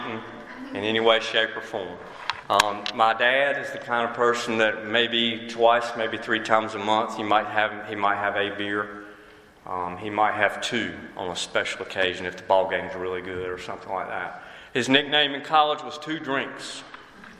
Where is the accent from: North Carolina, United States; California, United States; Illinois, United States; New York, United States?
North Carolina, United States; Wilson; I was born and raised in Wilson, North Carolina.